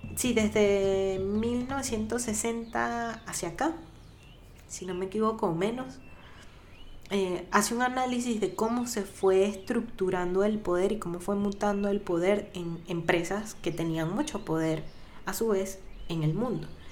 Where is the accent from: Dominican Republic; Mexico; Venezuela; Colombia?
Venezuela; para quienes somos venezolanos